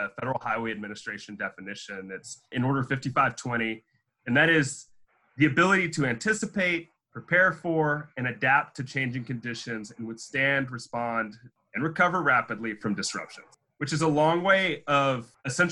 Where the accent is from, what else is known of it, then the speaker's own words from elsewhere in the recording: North Carolina, United States; now in Auburn, Alabama, United States; One hit my home state